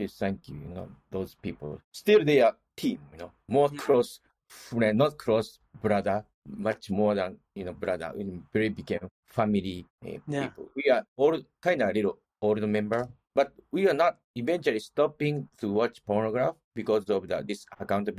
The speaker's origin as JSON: {"language": "English", "region": "Osaka", "country": "Japan", "tie": "born or raised there", "second_language": "English", "moved": "as an adult", "lives_now": "United States", "said": "I grew up in Osaka"}